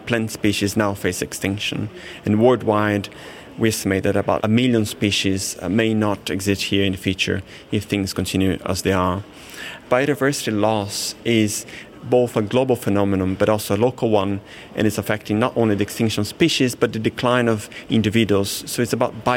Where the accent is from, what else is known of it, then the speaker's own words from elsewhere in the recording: Brazil; moved away; I grew up in Brazil, which is the world's most biodiverse country